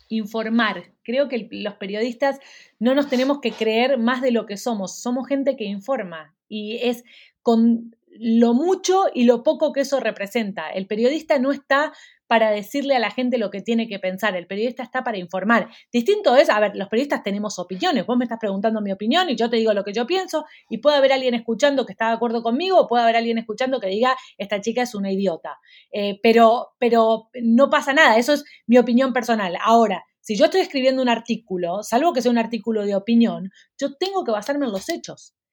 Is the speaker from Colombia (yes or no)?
no; Argentina; now in Miami, United States; Argentina, que es, mi país de origen